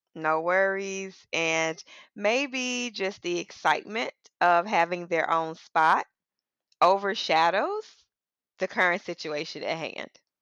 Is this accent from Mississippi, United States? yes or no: yes; Mississippi, United States; moved away as an adult; also born or lived in northeastern United States; I'm from Mississippi. I moved to a relatively urban, northeast area